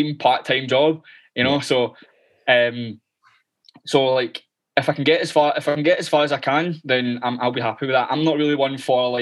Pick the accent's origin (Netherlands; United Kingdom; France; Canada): United Kingdom; Glasgow, Scotland; accent: thick Glaswegian; I'm Glaswegian, right? I know my accent's pretty thick.